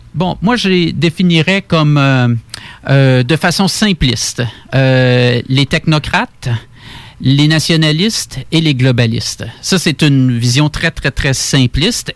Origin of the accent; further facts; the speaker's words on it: Quebec City, Quebec, Canada; je suis né euh, à Québec, grandi à Québec